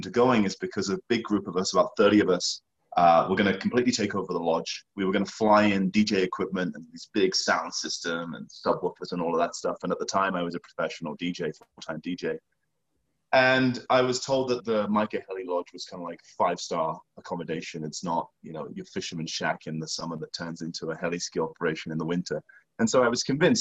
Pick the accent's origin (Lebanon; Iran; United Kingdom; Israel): United Kingdom; England; moved away; I come from the countryside in England